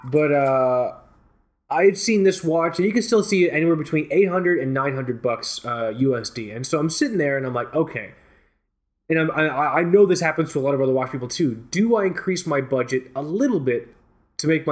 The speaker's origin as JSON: {"language": "English", "town": "Fort Lauderdale", "region": "Florida", "country": "United States", "tie": "born or raised there", "said": "I grew up in Fort Lauderdale Beach"}